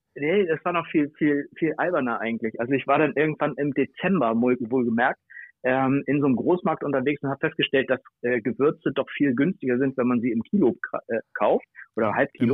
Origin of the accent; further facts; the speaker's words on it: Bad Oldesloe, Schleswig-Holstein, Germany; ich komme aus Oldesloe, das liegt zwischen Hamburg und Lübeck